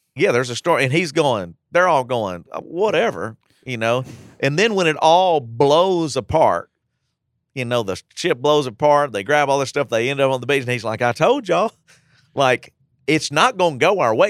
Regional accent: United States; we're American Christians

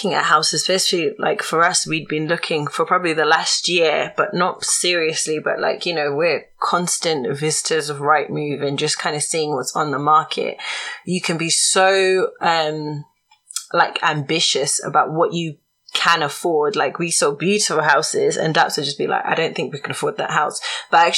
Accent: Zimbabwe; I'm from Zimbabwe

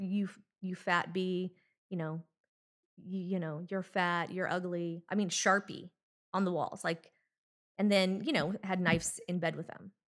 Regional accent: Anaheim, California, United States; Well, I grew up in Orange County, California, in Anaheim Hills.

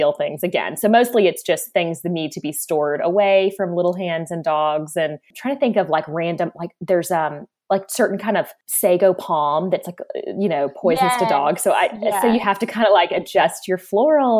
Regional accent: Raleigh, North Carolina, United States; also born or lived in Charleston, South Carolina; I grew up in Charleston, South Carolina for my first half of childhood and Raleigh, North Carolina for the second half of childhood

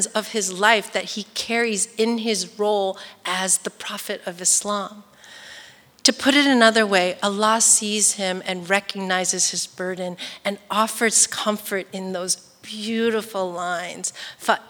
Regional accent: East Bay, San Francisco Bay Area, California, United States; I'm from the East Bay in the Bay Area.

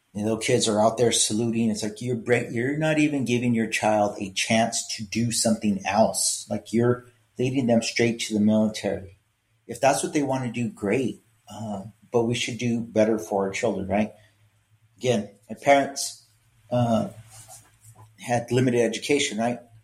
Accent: Los Angeles, California, United States; growing up in East LA, right, I excelled at school

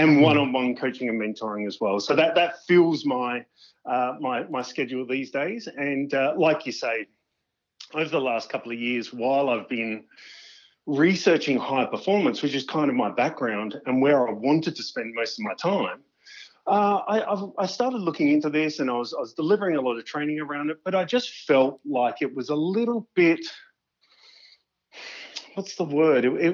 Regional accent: Crafers, South Australia, Australia; I grew up in a nice little humble place in the Adelaide Hills called Crafers

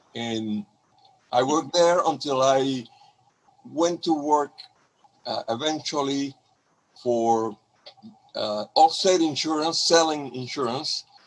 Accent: Cuba; moved away as an adult; also born or lived in Honduras; now in Seattle, United States; I am from Cuba

